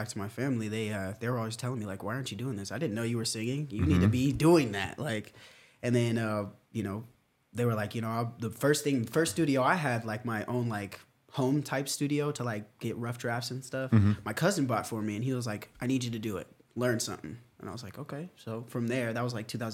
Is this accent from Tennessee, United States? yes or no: no; Lakewood, Washington, United States; I'm actually from Lakewood, Tacoma.